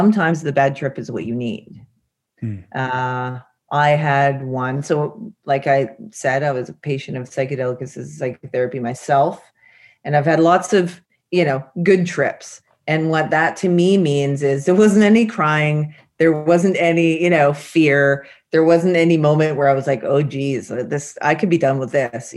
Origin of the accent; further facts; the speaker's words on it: British Columbia, Canada; I grew up in British Columbia, so lots of nature